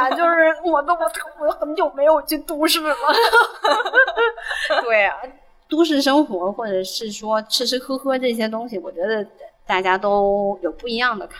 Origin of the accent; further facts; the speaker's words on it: Guangdong, China; accent: Cantonese; 那我细不细要换一下我的我的广东口音？